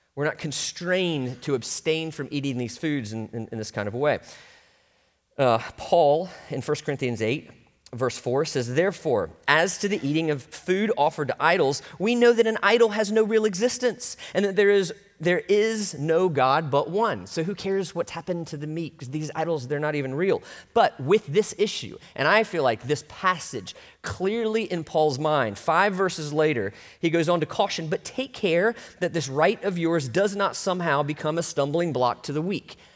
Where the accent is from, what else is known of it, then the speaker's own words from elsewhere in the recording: Orlando, Florida, United States; also born or lived in North Mississippi; growing up in Orlando, it was a little more Southern than it is now